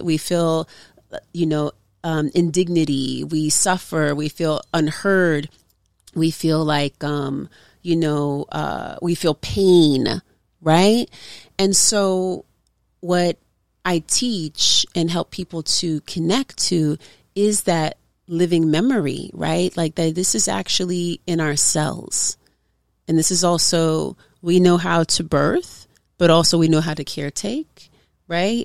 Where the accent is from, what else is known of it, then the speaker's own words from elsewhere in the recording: Oakland, California, United States; from Oakland, California